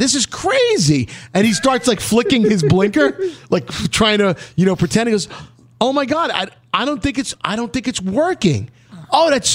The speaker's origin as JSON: {"language": "English", "region": "New York", "country": "United States", "said": "oh, we're from New York"}